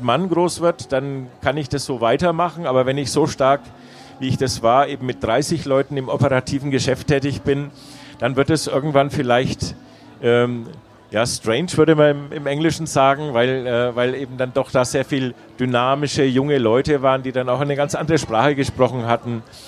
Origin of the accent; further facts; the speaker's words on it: Nuremberg, Bavaria, Germany; also born or lived in England / Freiburg; Ich bin äh, in Nürnberg geboren und äh, liebe meine Heimatstadt